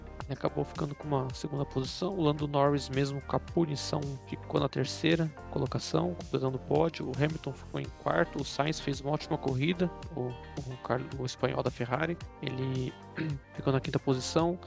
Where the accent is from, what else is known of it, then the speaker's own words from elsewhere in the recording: São Paulo, Brazil; a gente é de São Paulo